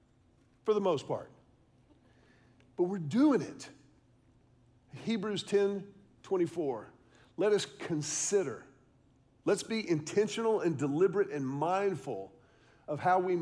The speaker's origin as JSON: {"language": "English", "town": "Houston", "region": "Texas", "country": "United States", "tie": "born or raised there", "also_born_or_lived": "Austin, Texas", "said": "I grew up in Houston"}